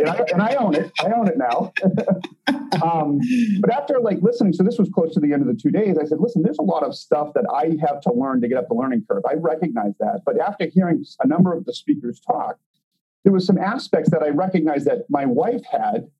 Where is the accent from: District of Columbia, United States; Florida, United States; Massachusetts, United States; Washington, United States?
Massachusetts, United States; Boston; now in Chicago, United States; We're originally from Boston